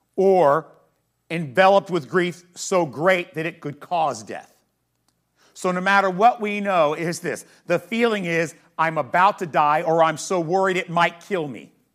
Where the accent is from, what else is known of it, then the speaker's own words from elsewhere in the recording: United States; as American Christians